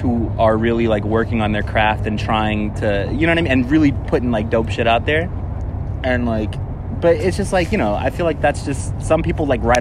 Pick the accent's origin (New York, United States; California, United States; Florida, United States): New York, United States; New York City; I'm from here. I'm from Queens. You know what I mean? Like, I don't live too far off